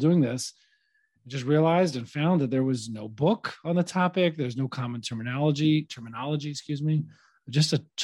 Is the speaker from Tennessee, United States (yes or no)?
yes; Nashville, Tennessee, United States; moved away as an adult; now in New York, United States; I grew up in Nashville, Tennessee, and went to college in New York, met my wife up here